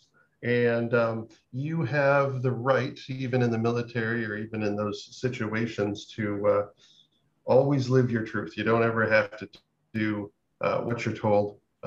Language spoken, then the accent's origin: English; Fort Bragg, California, United States; moved away as an adult; now in Da Nang, Vietnam; originally I'm from California, up in the northern part, kind of remote, about 4 hours from the nearest city-ish, in a place called Fort Bragg in Mendocino County